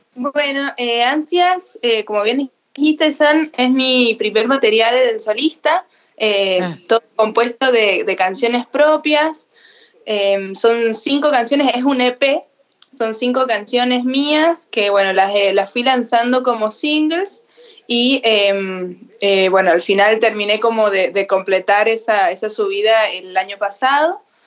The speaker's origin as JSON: {"language": "Spanish", "town": "Jáchal", "region": "San Juan", "country": "Argentina", "said": "soy sanjuanina, pero soy de Hachal, porque Hachal está como a, 170 kilómetros de la capital de San Juan"}